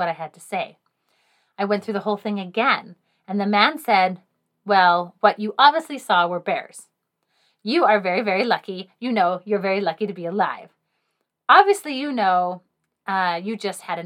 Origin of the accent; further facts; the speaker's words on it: England, United Kingdom; I am English